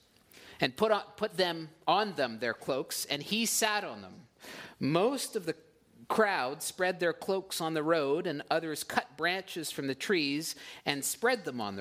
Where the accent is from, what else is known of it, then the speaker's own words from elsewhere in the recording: Ottawa, Ontario, Canada; moved away as an adult; now in Port Perry, Canada; in Ottawa was no exception, where we were coming from before, my hometown